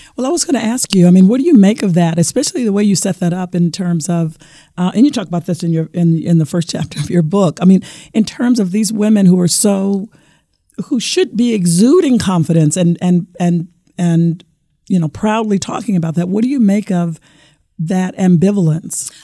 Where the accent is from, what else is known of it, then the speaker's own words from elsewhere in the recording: Arkansas, United States; moved away; I was born and raised in Arkansas